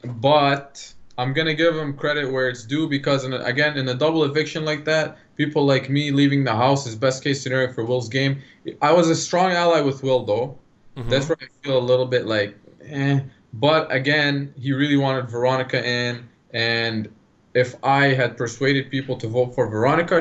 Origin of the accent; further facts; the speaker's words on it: Lebanon; now in Canada; I grew up in Lebanon and then me coming here